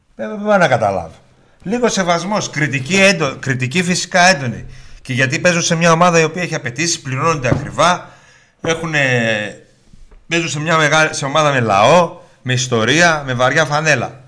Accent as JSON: {"language": "Greek", "country": "Germany", "tie": "born or raised there", "moved": "yes", "lives_now": "Greece", "said": "Εγώ, εγώ που μεγάλωσα στη Γερμανία"}